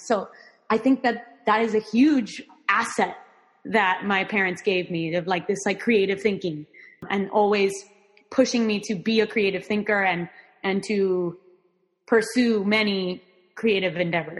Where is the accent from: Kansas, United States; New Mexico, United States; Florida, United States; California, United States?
Florida, United States; Miami; first language Spanish; English is a second language; I am Cuban American. So I grew up in Miami, Florida, and that my upbringing here was very much influenced by Cuban culture, by Latin American culture.